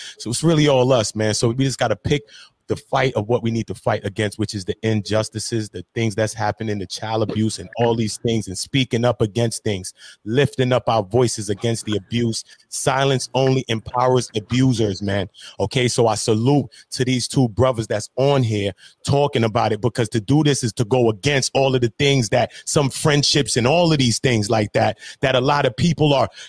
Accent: Brooklyn, New York, United States; because I'm from New York City and I'm from Brooklyn right now. I'm in the city.

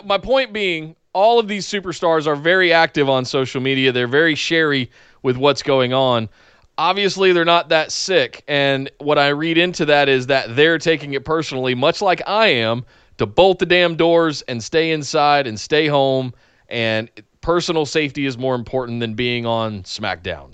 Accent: North Carolina, United States; I'm from North Carolina

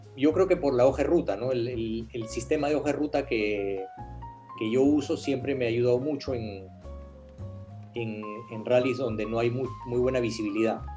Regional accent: Peru; yo vivía en el Perú, yo corría como peruano con auspicios peruanos

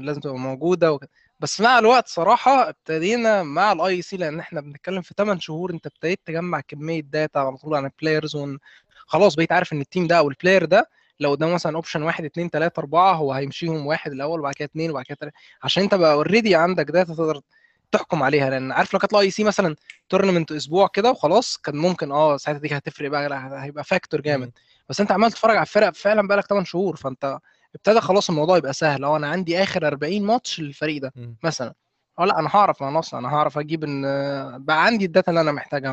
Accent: Egypt; إحنا كمصريين

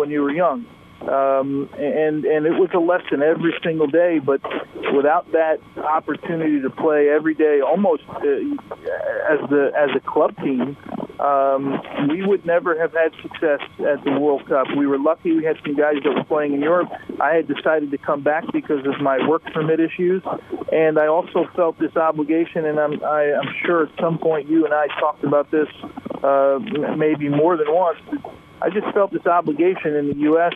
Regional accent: United States; in my home country

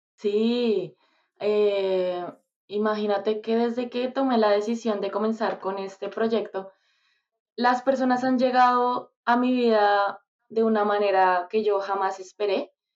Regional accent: Bogotá, Colombia; moved away; soy de Bogotá soy de Bogotá, Colombia

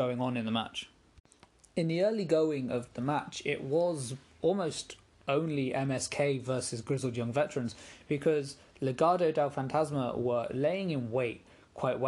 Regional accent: England, United Kingdom; As an Englishman

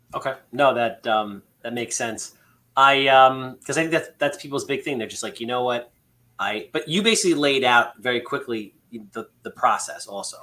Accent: Long Island, New York, United States; we're from Long Island.

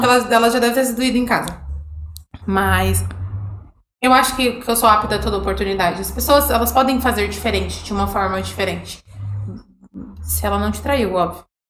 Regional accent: São Paulo, Brazil; moved away; Eu sou de São Paulo

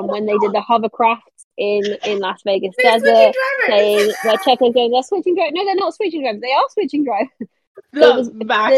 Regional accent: United Kingdom; I'm a Brit.

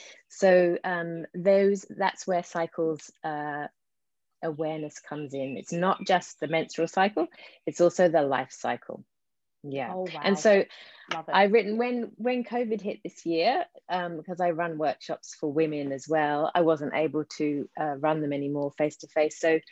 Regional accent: London, United Kingdom; accent: English; moved away; So you might hear in my accent, I've got a bit of an English accent, the residue of, mind you, yes, I've been here 28 years. So it's, yes, but I grew up in London and came over here then.

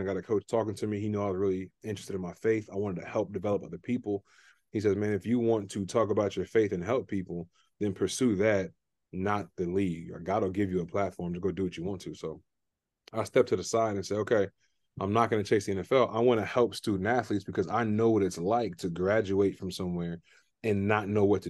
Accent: Sugar Land, Texas, United States; moved away as an adult; also born or lived in Abilene, Texas; now in Austin, United States; Keep in mind, we're both from Houston. We're both from Sugar Land. So we both went to Austin High School.

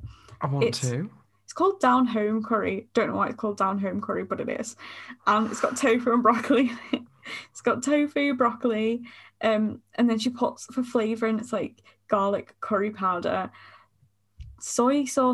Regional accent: United Kingdom; I'm just a Brit

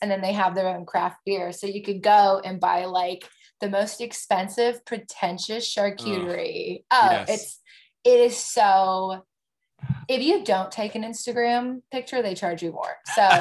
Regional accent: Roseville, California, United States; moved away as an adult; now in Los Angeles, United States; my hometown, which is Roseville, Antelope

